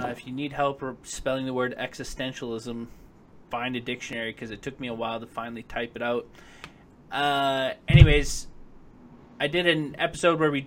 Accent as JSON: {"language": "English", "region": "Western Canada", "country": "Canada", "said": "being Canadian, being in Western Canada"}